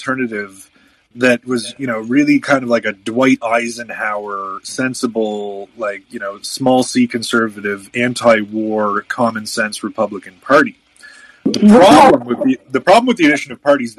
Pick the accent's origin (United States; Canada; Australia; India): Canada; Ottawa, Ontario; here in my hometown